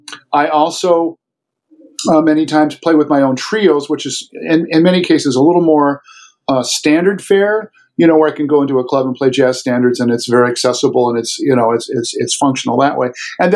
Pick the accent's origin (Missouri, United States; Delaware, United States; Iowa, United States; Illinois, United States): Iowa, United States; Mount Pleasant; So my parents moved around quite a bit, but I finally settled in junior high, at middle of the seventh grade year in Mount Pleasant, Iowa.